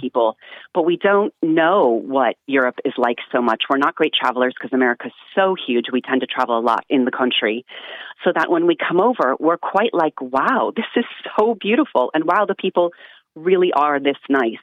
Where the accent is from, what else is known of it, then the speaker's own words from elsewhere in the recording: Ohio, United States; moved away as an adult; now in Ireland; I come from Ohio